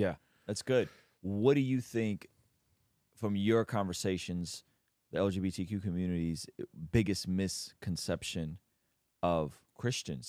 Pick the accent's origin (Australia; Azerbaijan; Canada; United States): Azerbaijan; Baku; moved away; I'm Armenian, but we grew up in Azerbaijan